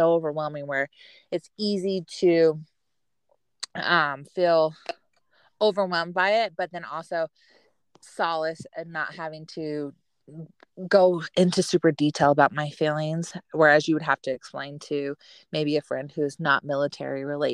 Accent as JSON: {"language": "English", "town": "Fayetteville", "region": "North Carolina", "country": "United States", "tie": "born or raised there", "said": "I'm from Fayetteville. Like I went to middle school and high school there"}